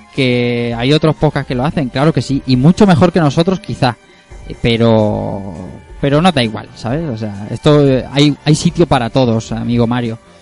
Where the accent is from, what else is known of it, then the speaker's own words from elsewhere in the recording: Elche, Valencian Community, Spain; todos los que vemos aquí somos de Elche, los cuatro